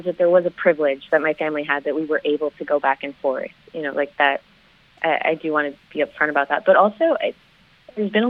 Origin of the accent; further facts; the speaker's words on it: Canadian, Texas, United States; I'm originally from the Texas Panhandle, a small town called Canadian.